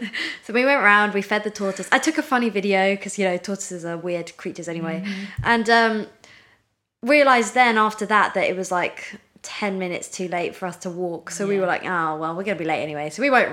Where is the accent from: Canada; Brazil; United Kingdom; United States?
United Kingdom; We're very British